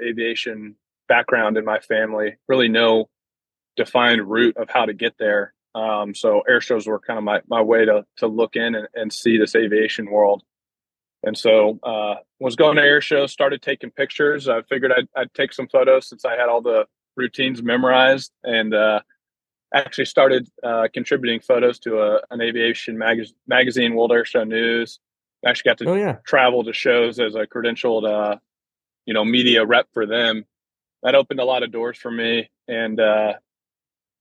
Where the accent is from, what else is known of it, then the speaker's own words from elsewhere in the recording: Iowa, United States; moved away; I'm from Iowa